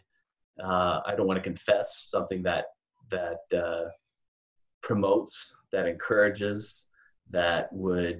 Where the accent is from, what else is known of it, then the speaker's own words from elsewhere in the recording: Canada; moved away as an adult; now in Louisville, United States; So I am a Canadian living in Louisville, Kentucky. I've lived here for about 9 years.